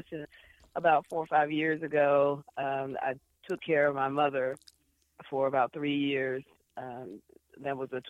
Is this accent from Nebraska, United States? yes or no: no; Beckley, West Virginia, United States; born and raised